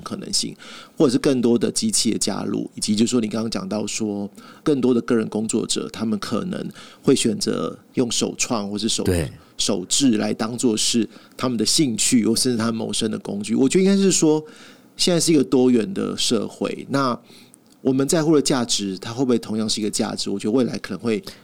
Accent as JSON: {"language": "Chinese", "country": "Taiwan", "said": "身为台湾人"}